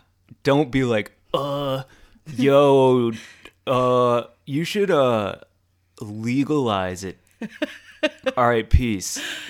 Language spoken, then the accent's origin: English; St. Louis, Missouri, United States; the St. Louis Blues, Stanley Cup champions. My hometown is the best team in hockey.